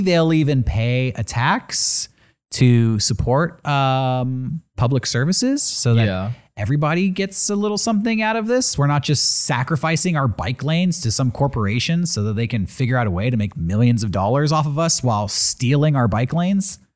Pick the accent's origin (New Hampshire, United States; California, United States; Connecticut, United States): California, United States; I'm from California.